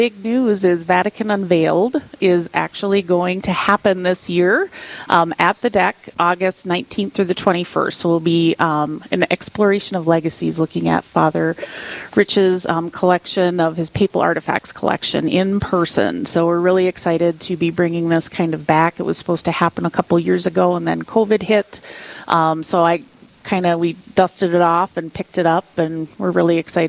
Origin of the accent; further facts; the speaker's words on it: Aurora, Minnesota, United States; I was born and raised Catholic up on the Iron Range.